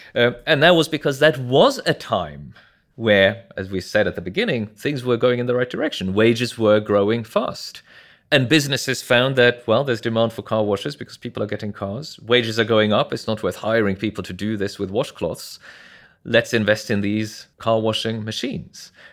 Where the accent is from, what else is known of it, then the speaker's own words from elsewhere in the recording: Norway; moved away as an adult; also born or lived in New York; I'm from Norway originally. I grew up there